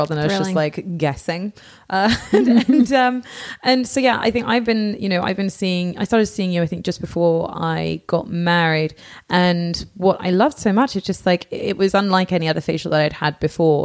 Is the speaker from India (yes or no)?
no; England, United Kingdom; moved away; I'm from England